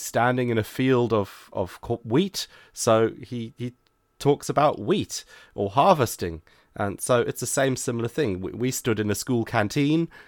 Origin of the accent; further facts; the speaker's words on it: Zimbabwe; moved away; I'm originally from Zimbabwe myself